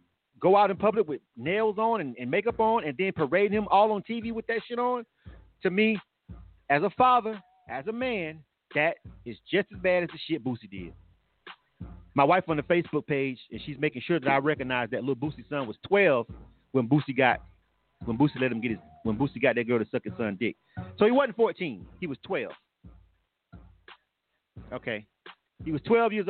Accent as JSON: {"language": "English", "region": "Florida", "country": "United States", "said": "I'm from Florida"}